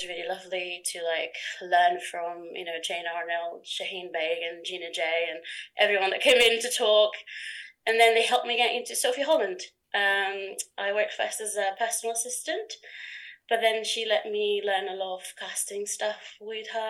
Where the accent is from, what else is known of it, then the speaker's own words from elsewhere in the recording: Portugal; moved away as an adult; also born or lived in Norwich, England; now in England; I come from Portugal